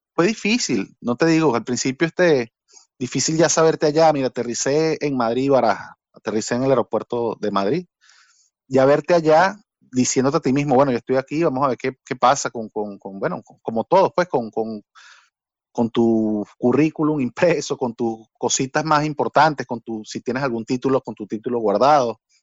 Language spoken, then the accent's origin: Spanish; Barquisimeto, Lara, Venezuela; moved away as an adult; also born or lived in Caracas, Venezuela / Spain / Portugal; now in Belgium; Porque yo nací en Caracas, pero Barquisimeto, yo siento más barquisimetano que, que cualquiera que haya nacido ahí